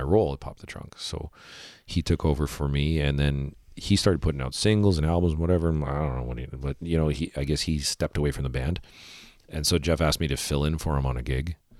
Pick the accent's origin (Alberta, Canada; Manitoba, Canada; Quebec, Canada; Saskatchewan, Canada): Manitoba, Canada; Winnipeg; I'm from Winnipeg